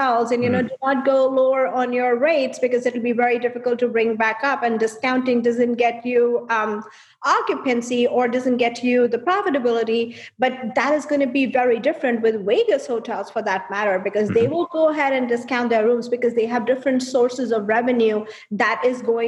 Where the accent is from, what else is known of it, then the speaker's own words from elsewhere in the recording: India; moved away as an adult; now in United States; I was born and raised in India, and then I moved here 8 years